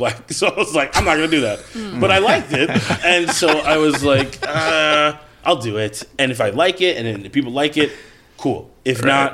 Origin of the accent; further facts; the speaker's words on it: Rosemount, Minnesota, United States; I grew up in Rosemont, Minnesota.